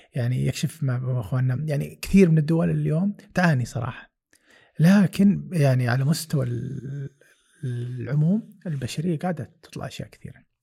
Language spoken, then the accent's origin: Arabic; Saudi Arabia; لنا كسعوديه